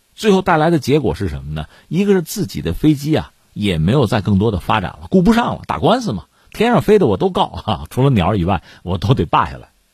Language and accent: Chinese; China; 作为中国人嘛